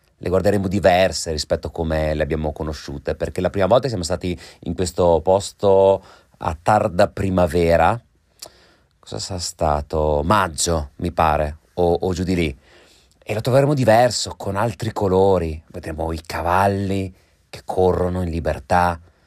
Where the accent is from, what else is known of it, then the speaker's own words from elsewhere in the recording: Trentino-Alto Adige, Italy; now in London, United Kingdom; parlo da Trentino